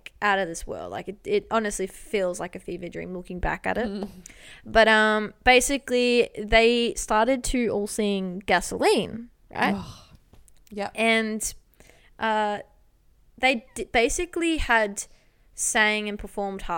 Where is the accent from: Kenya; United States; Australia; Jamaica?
Australia; I'm in London. Like, I'm Australian